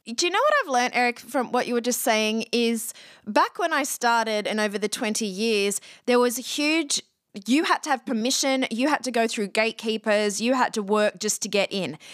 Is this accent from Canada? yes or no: no; Australia; moved away as an adult; also born or lived in Athens, Ohio / Los Angeles; I'm Australian, But I actually went to college in Ohio